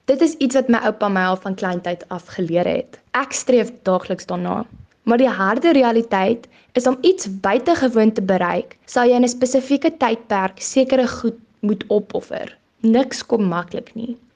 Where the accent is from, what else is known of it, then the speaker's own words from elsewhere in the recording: South Africa; first language af; Afrikaans bly my moedertaal en passie, so dit sal baie lekker wees om in 'n Afrikaanse omgewing te bly.